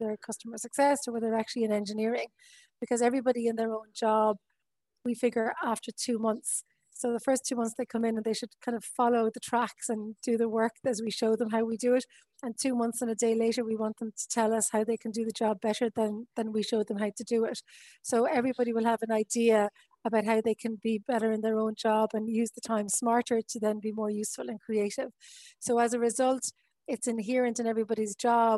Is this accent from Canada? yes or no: no; Wexford, Leinster, Ireland; now in Westport, Ireland; I'm from Wexford